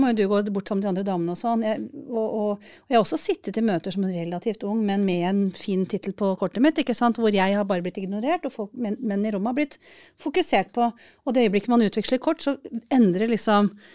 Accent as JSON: {"language": "Norwegian", "country": "Norway", "said": "jeg kommer fra Norge"}